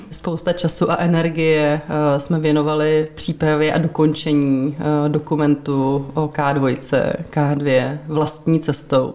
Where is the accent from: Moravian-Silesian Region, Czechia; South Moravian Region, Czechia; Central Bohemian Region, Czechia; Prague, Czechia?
Prague, Czechia; Já jsem jsem narodila v Praze, já jsem rodilý Pražák, říkám, že jsme křtěná Vltavou.